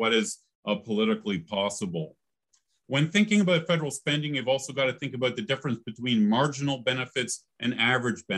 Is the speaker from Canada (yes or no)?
yes; Canada; now in United States; I grew up in Canada